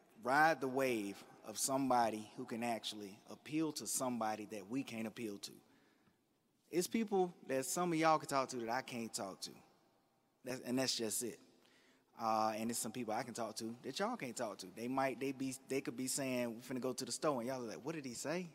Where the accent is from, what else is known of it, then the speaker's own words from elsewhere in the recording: Durham, North Carolina, United States; I'm from East Durham.